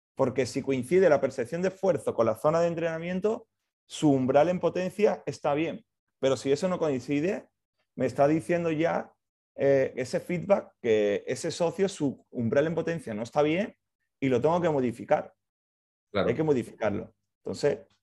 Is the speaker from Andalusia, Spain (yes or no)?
yes; Seville, Andalusia, Spain; moved away; soy de Sevilla, yo empecé en Sevilla trabajando